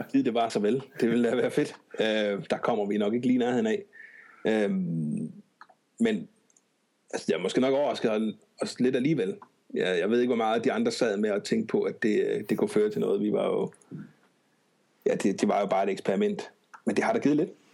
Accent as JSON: {"language": "Danish", "town": "Odense", "region": "Southern Denmark", "country": "Denmark", "tie": "born or raised there", "said": "bor og opholder og arbejder, og hvad jeg nu ellers kan finde på i Odense. Øh, født og opvokset"}